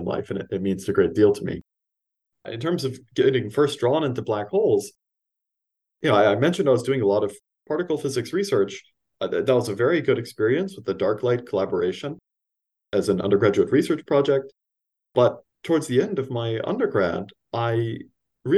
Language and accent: English; Los Angeles, California, United States; moved away as an adult; also born or lived in East Coast, United States; I grew up in Los Angeles, California, born and raised, and then moved down to the East Coast for college